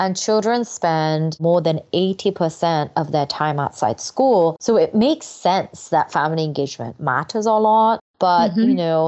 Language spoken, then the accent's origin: English; England, United Kingdom; English is a second language; also born or lived in South Korea; Yeah, so I'm originally Korean. Well, I guess I'm still Korean. I still have a passport. So I was born in Korea. And when I was 8, my family moved to England. So I was an English language learner pretty much for the first time when I moved there.